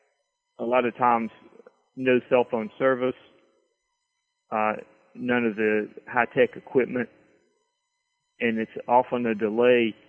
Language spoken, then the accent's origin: English; rural Virginia, United States; this is my hometown that I write about